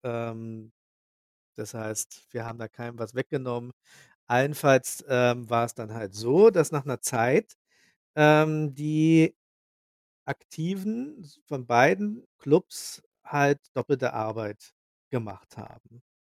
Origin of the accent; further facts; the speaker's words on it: Sierksdorf, Schleswig-Holstein, Germany; ich komme aus Sierksdorf. Das liegt direkt an der Ostsee in der Lübecker Bucht